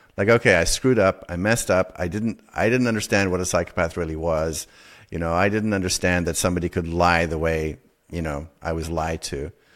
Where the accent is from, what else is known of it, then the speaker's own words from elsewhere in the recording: South Africa; growing up in South Africa